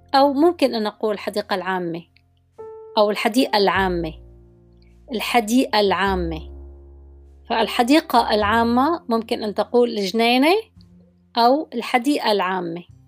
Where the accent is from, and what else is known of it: Syria